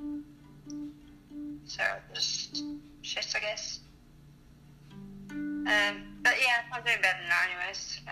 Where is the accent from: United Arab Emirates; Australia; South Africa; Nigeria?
South Africa; now in United Kingdom; I was born in South Africa